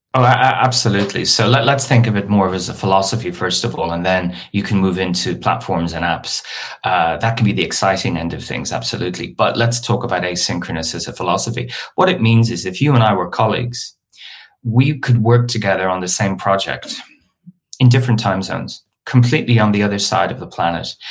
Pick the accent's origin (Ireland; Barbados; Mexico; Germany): Ireland; Dublin, Leinster; moved away as an adult; now in London, United Kingdom; I'm originally from Dublin and I came to London for one year to do my master's. And 20 years later, I'm, I'm still here.